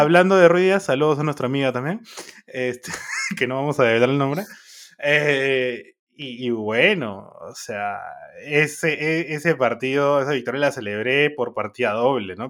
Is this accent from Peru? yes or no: yes; Peru; soy peruano